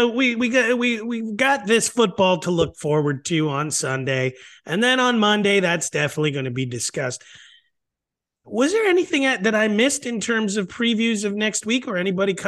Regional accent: Northeast, United States; moved away; also born or lived in New York; Of us growing in the Northeast, we know March

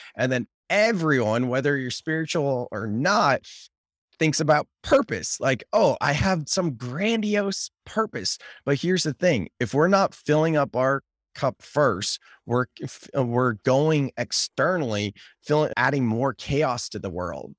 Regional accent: United States; I'm American

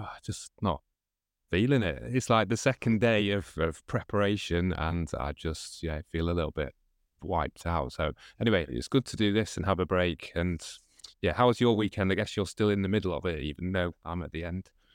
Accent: Manchester, North West England, United Kingdom; I'm from Manchester in the U K

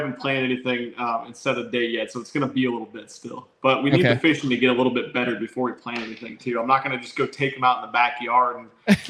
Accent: Nebraska, United States; now in Texas, United States; Man, we never had a professional sports franchise since I'm from Nebraska

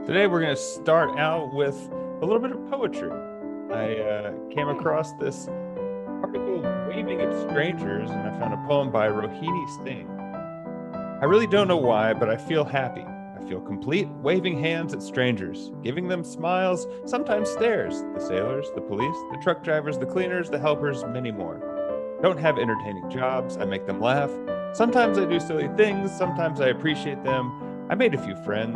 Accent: Texas, United States; also born or lived in Boulder; now in San Francisco, United States; Growing up in Texas

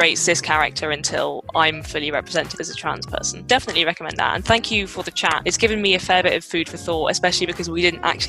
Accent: London, United Kingdom; as a Londoner

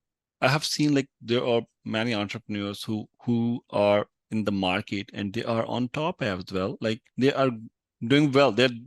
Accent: Pakistan; And by the way, here I'm from Pakistan

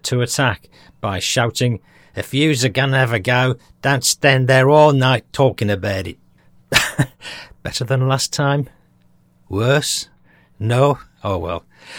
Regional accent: Australia; accent: Australian; just phoned to take the mickey out of my Australian accent

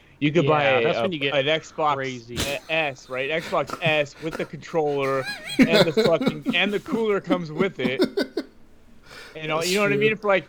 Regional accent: Bay Area, California, United States; I grew up in the Bay Area

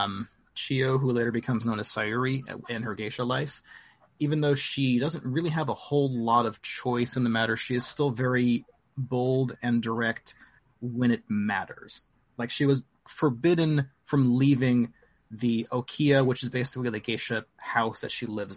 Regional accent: United States; we are all American, right? None of us are Japanese.

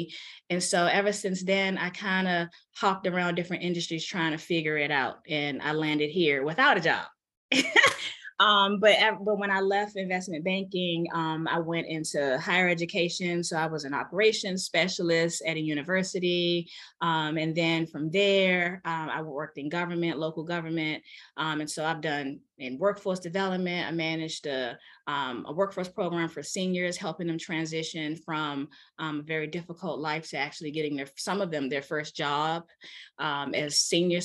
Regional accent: Washington, District of Columbia, United States; now in Maryland, United States; I'm from Washington, D.C., born and raised. I live in Maryland now.

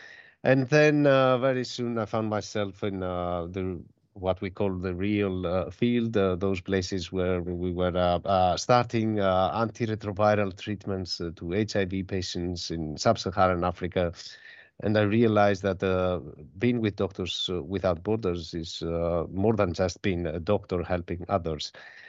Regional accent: Greece; born there; Well, about myself, I was born in Greece, and I've graduated the medical school in one of our universities in Thessaloniki.

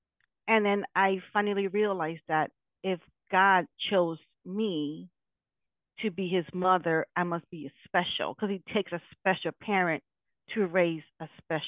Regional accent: Connecticut, United States; also born or lived in New York; I am from Connecticut, but formerly I was living in New York.

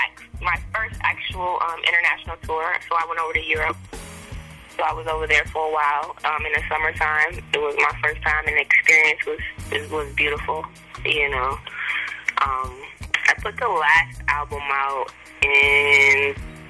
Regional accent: Milwaukee, Wisconsin, United States; moved away as an adult; now in New York, United States; I am originally from Milwaukee, Wisconsin, born and raised.

